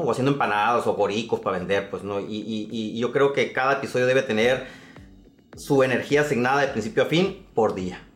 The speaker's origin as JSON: {"language": "Spanish", "town": "San Pedro de la Cueva", "region": "Sonora", "country": "Mexico", "tie": "born or raised there", "said": "mi pueblo, a la capital del mundo, como digo, San Pedro de la Cueva"}